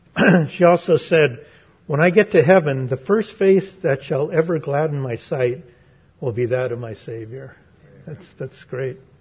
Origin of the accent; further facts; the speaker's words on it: San Francisco, California, United States; growing up in San Francisco